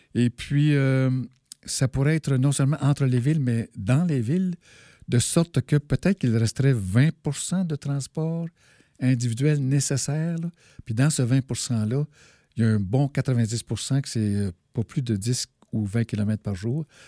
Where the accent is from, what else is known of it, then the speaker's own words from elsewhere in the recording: Malartic, Quebec, Canada; je suis né à Malartic, qu'on pourrait considérer comme une zone de sacrifice